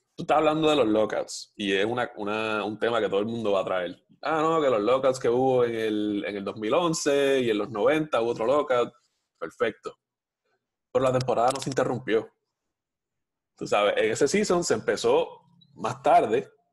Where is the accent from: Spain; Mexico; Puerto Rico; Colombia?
Puerto Rico; la mayoría de los puertorriqueños somos